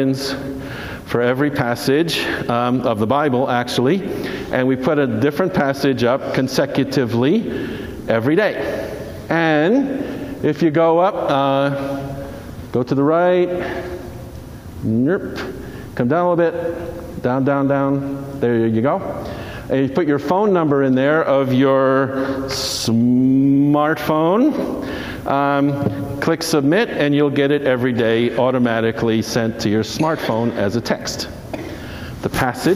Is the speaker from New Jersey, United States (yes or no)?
yes; New Jersey, United States; I grew up in New Jersey